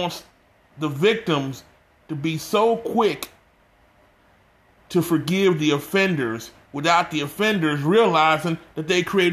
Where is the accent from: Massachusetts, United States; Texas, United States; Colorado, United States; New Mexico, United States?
Texas, United States; my home state of Texas